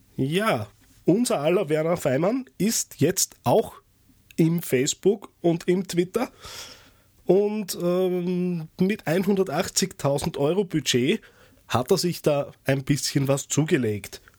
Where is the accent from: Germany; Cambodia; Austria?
Austria; als Österreicher